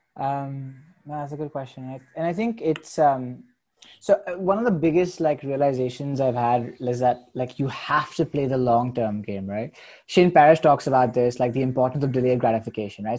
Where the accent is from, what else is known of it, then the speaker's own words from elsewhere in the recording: India; moved away; I am Indian